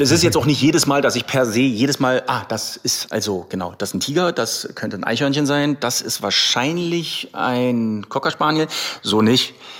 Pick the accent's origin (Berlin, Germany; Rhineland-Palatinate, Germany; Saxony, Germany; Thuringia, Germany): Berlin, Germany; also born or lived in Croatia; ich bin hier aufgewachsen in Berlin